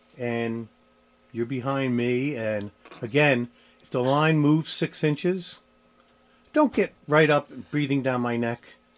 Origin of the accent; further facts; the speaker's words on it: New Jersey, United States; moved away; Because I'm from New Jersey and we call it Kearney.